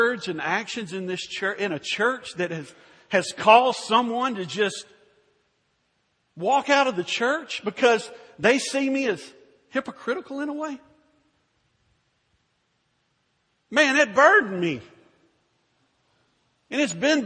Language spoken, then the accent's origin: English; Louisville, Kentucky, United States; my hometown of Louisville, Kentucky.